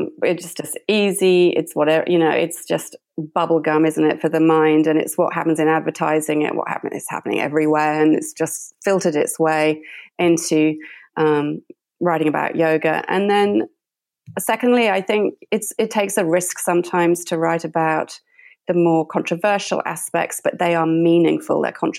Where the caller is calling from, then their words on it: Brisbane, Queensland, Australia; I'm calling in from Brisbane, Australia.